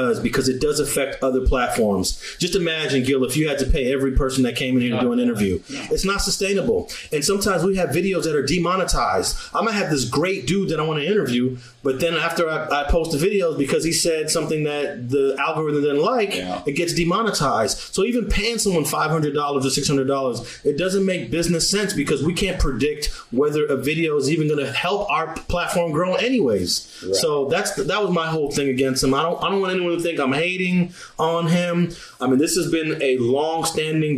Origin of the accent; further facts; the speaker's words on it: New York, United States; I thought I lived poor when I was born in New York